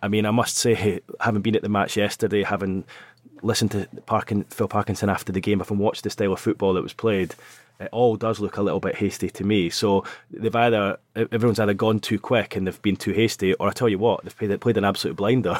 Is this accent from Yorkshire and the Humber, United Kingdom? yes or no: no; Scotland, United Kingdom; accent: Scottish; now in North East England, United Kingdom; you can hear it in my accent, I'm Scottish.